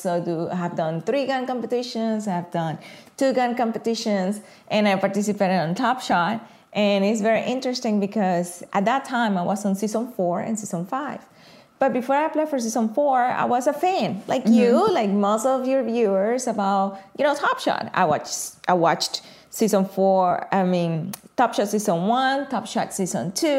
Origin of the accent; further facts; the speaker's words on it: Venezuela; moved away as an adult; now in United States; I moved from Venezuela quite a bit, almost 2 decades ago